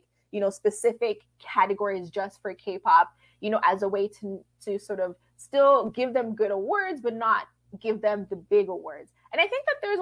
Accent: Toronto, Ontario, Canada; I'm not a Black person from the United States, but, you know, I'm from Toronto, so I'm fairly close to it

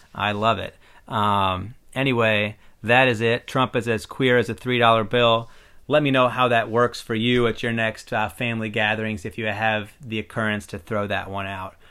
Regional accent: Iowa, United States; I'm a white guy who was born and raised in Iowa

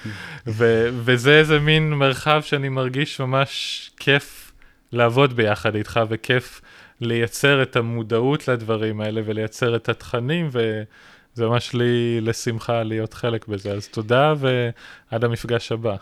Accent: Israel

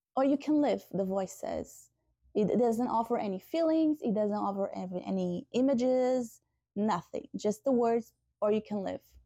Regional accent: Portugal; moved away; I'm from Portugal originally

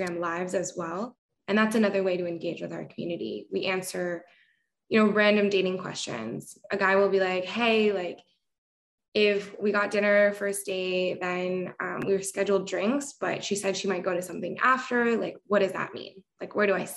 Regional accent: Bay Area, California, United States; moved away as an adult; now in New York, United States; I grew up in California, Bay Area. I moved to New York, I think exactly like 12 months ago.

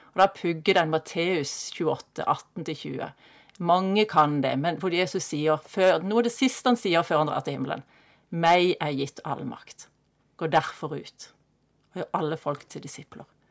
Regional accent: Kristiansand, Agder, Norway; Jeg ble født i Kristiansand og vokste opp i Kristiansand på Hellemyr

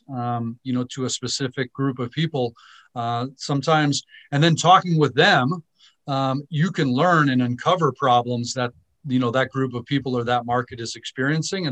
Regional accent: Southern California, United States; also born or lived in Naples, Italy / New York / Seoul, South Korea; we landed in Southern California, and most of my upbringing was in Southern California

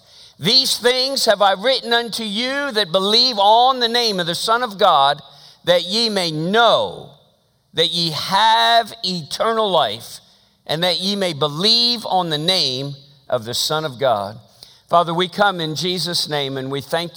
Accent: Philadelphia, Pennsylvania, United States; born or raised there

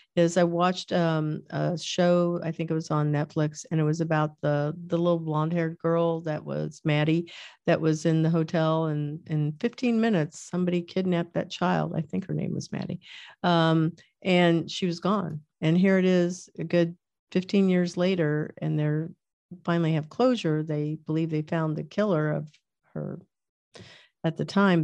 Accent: Kansas, United States; I was born in Kansas

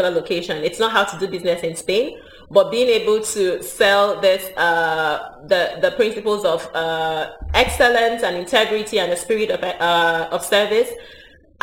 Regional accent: Nigeria; moved away as an adult; also born or lived in Barcelona; I'm Nigerian, lived in Nigeria for a long time.

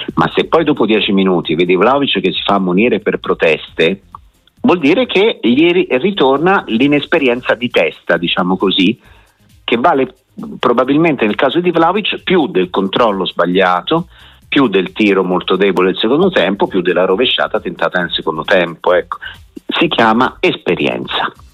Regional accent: Tuscany, Italy; io sono toscano, quindi di Montegasini è anche vicino a Empoli

